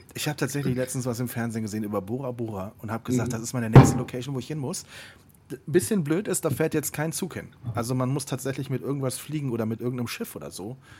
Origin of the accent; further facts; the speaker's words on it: Siegburg, North Rhine-Westphalia, Germany; moved away; meiner Heimatstadt Siegburg